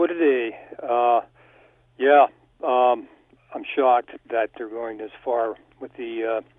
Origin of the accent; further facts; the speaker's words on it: Canada; as a Canadian